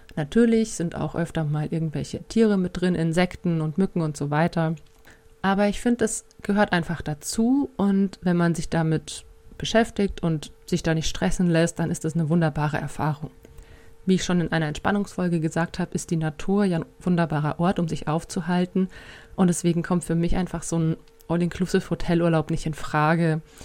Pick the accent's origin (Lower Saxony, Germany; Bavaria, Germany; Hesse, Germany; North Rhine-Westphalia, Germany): Bavaria, Germany; bei uns in Bayern